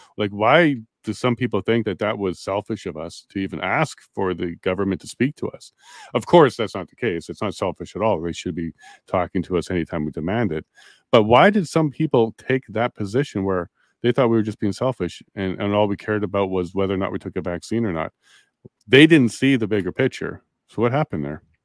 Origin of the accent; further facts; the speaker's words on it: Canada; We would do some big, big things as Canadians.